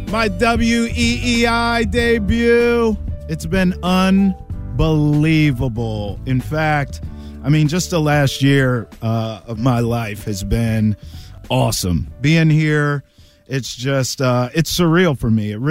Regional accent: Maryland D.C. area, United States; moved away as an adult; also born or lived in Washington, D.C.; now in Boston, United States; I grew up in the Maryland D.C. area

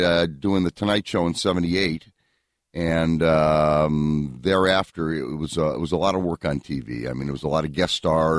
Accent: Syracuse, New York, United States; moved away as an adult; I grew up in Syracuse, New York.

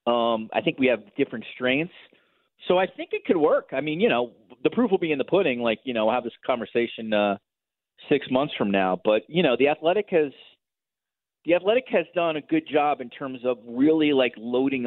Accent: United States; moved away as an adult; now in Toronto, Canada; Now living in Toronto as an American, I live in a city, honestly, that reminds me the most of Chicago

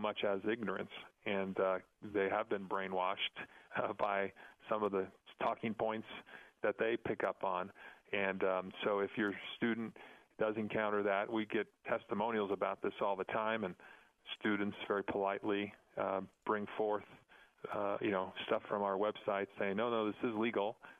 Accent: New York, United States; now in Colorado Springs, United States; I grew up in New York

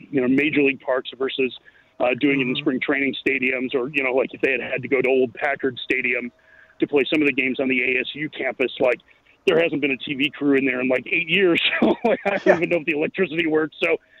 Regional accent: Lake Forest, Illinois, United States; Yep, born and raised.

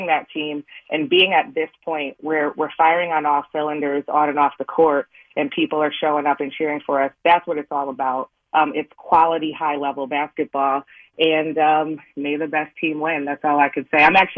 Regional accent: Connecticut, United States; Yeah, I've been in the Northeast my entire life. I'm originally from Connecticut. I played at Canisius College out in Buffalo, New York

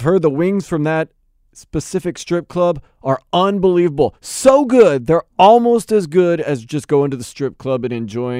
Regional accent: New Orleans, Louisiana, United States; now in Miami, United States; I'm originally from New Orleans. I want the Heat to win on Saturday because I live here in Miami.

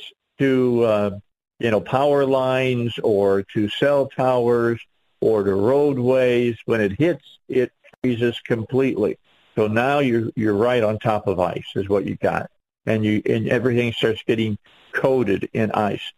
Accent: right outside of Chicago, Illinois, United States; now in Arkansas, United States; I grew up north. I grew up right outside of Chicago.

